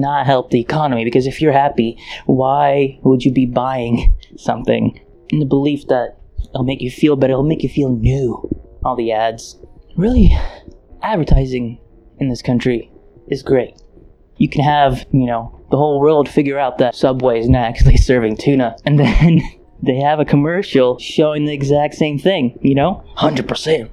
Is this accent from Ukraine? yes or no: yes; Ukraine; now in United States; I was born in Ukraine